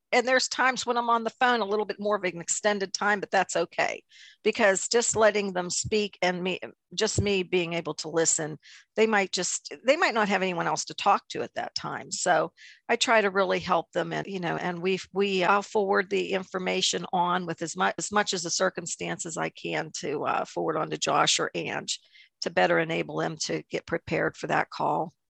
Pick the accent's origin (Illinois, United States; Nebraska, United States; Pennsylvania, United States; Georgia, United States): Pennsylvania, United States; New Eagle; I am from New Eagle, about 25 miles south of Pittsburgh, little town of New Eagle